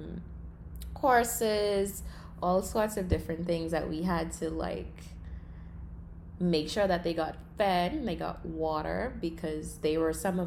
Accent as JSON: {"language": "English", "region": "Long Island", "country": "Bahamas", "tie": "born or raised there", "said": "I grew up on Long Island. That's an island in the Bahamas, in the central part of the Bahamas"}